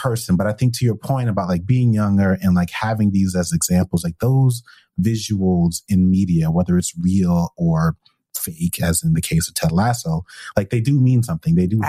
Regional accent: New York, United States; I grew up in New York

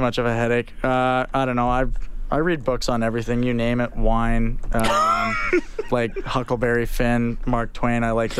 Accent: Delta, British Columbia, Canada; I grew up in Delta, BC.

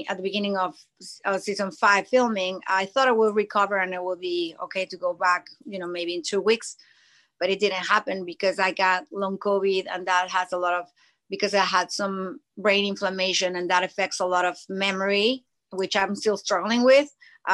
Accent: Mexico City, Mexico; moved away as an adult; now in United States; I lived in Mexico my most of my life, until 16, 17 years ago. And then when I moved to the States

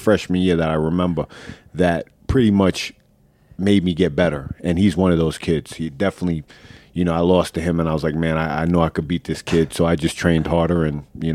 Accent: Oceanside, New York, United States; also born or lived in Freeport; I grew up in Oceanside when I was young

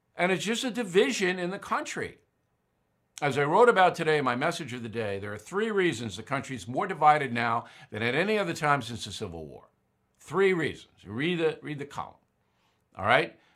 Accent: United States; As an American

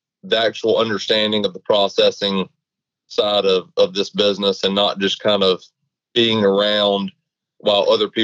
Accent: Valdosta, Georgia, United States; born and raised in Valdosta, Georgia

